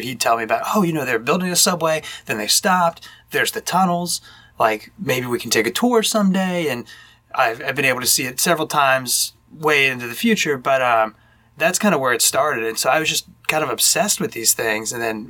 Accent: Fairfield, Ohio, United States; The house I grew up in Fairfield, Ohio, was abandoned after we left.

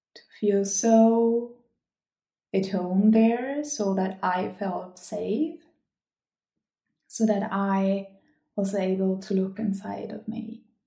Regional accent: Germany; English is a second language; moved away as an adult; also born or lived in Gothenburg, Sweden; I am from Germany and I have lived in Sweden, in Gothenburg

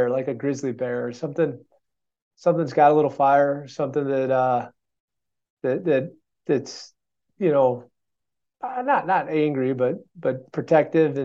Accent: Chicago, Illinois, United States; now in Madison, United States; I was, an 80s kid growing up in Chicago

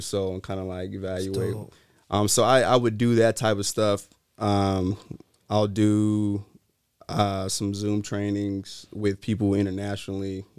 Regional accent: Greensboro, North Carolina, United States; now in Sacramento, United States; I'm from Greensboro, North Carolina

